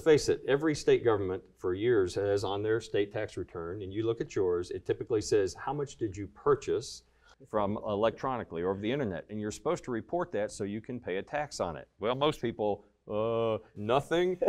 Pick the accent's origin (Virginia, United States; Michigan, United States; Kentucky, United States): Kentucky, United States; born or raised there